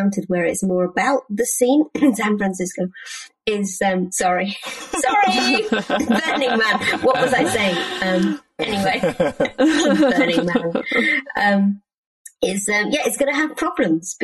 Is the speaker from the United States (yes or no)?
no; United Kingdom; as a British person